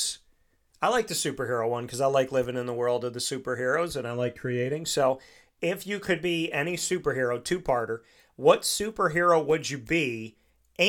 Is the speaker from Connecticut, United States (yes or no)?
no; Syracuse, New York, United States; Syracuse, my hometown